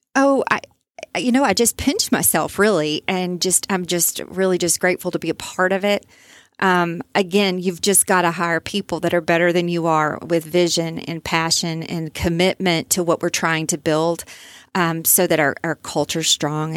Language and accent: English; Overton, Texas, United States; I grew up in Overton, so I, I know a lot about East Texas